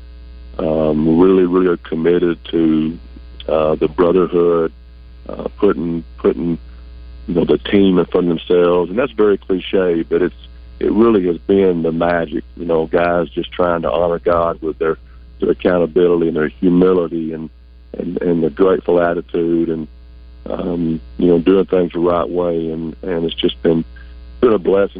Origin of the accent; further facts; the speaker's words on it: Ashdown, Arkansas, United States; now in Searcy, United States; I'm actually from Ashdown. I'm a proud Ashdown